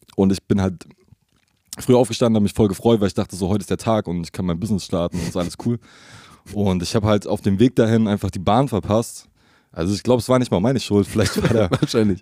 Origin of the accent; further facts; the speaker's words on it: Leipzig, Saxony, Germany; Also mehr oder weniger in Leipzig geboren